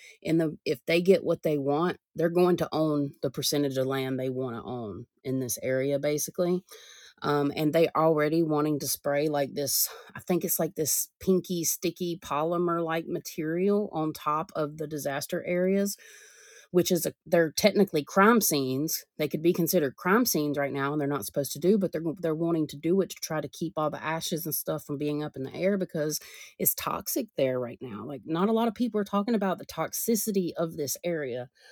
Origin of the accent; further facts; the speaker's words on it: United States; us Americans